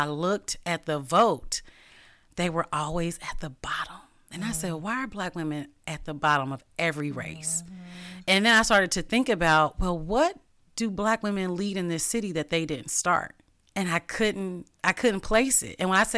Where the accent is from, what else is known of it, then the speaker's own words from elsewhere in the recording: Cincinnati, Ohio, United States; also born or lived in Dayton; And so I'm not from here. I'm from Cincinnati and I've lived in other places.